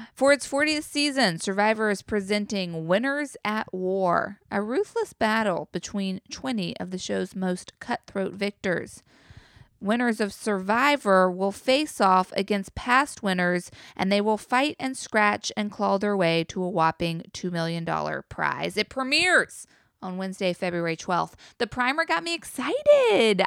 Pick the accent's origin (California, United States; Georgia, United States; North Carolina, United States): North Carolina, United States; Chapel Hill; also born or lived in Chatham County, North Carolina; I grew up in Chapel Hill